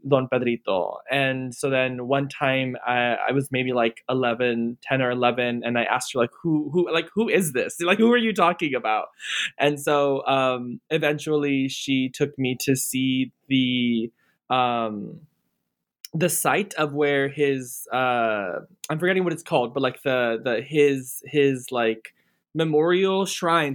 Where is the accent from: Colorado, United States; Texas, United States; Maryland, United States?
Texas, United States; near Corpus Christi, South; I grew up in South Texas near a small town near Corpus Christi